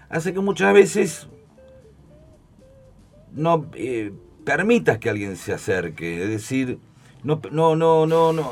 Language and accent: Spanish; Buenos Aires, Argentina; somos de Capital Federal, sí. somos todos porteños.